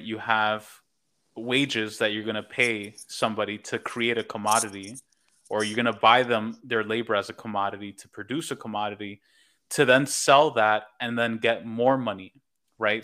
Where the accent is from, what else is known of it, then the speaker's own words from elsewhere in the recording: New York, United States; moved away as an adult; now in Los Angeles, United States; I'm born and raised in New York